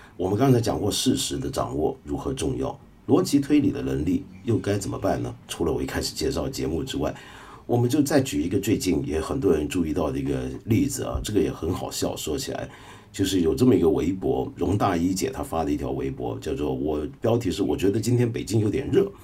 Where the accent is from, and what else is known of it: China